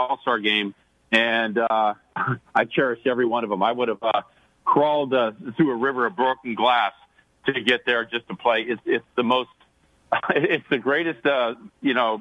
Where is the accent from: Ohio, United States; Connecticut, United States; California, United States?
California, United States; Sacramento; growing up in Sacramento